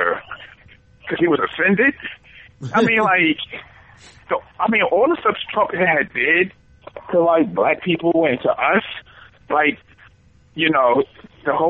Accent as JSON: {"language": "English", "town": "New York City", "region": "New York", "country": "United States", "said": "I'm from New York"}